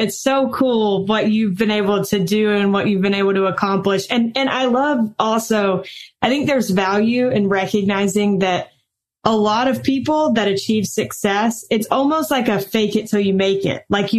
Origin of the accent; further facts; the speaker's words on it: the South, United States; And I'm from the South